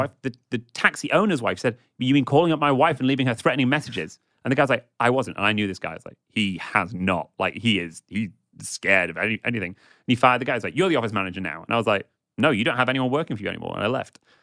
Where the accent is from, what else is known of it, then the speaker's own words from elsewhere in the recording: England, United Kingdom; a middle class white guy growing up in England